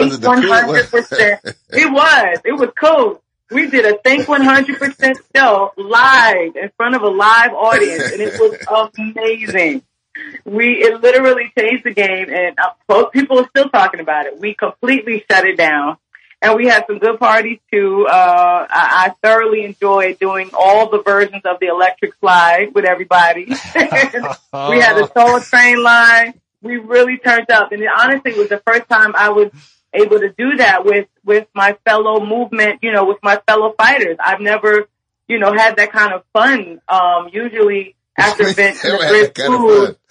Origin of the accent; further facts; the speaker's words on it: New Jersey, United States; I'm from Jersey, which is right there by New York